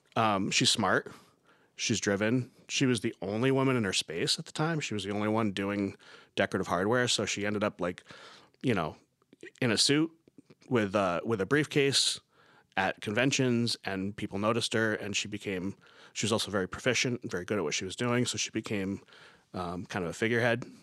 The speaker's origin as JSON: {"language": "English", "area": "South Coast", "region": "Massachusetts", "country": "United States", "also_born_or_lived": "Beverly, Massachusetts", "said": "I'm originally from South Coast, Massachusetts"}